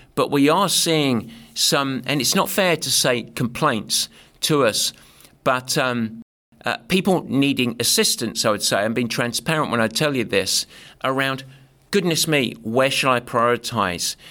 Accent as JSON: {"language": "English", "region": "England", "country": "United Kingdom", "said": "luckily I'm English"}